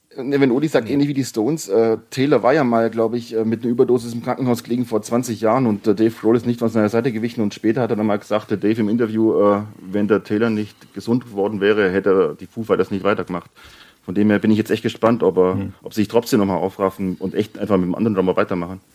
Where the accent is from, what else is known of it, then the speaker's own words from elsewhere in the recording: Bavaria, Germany; ich komme aus Bayern